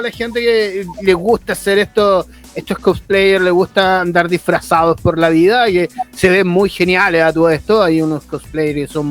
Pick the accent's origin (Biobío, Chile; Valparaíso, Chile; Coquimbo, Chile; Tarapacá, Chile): Biobío, Chile; Concepción; acá, todos somos penquistas, amigo.